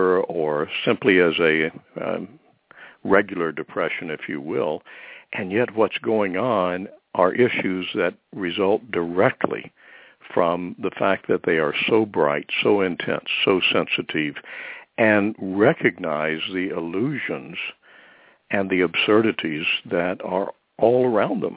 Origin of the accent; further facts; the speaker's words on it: Deep South, United States; I grew up in the Deep South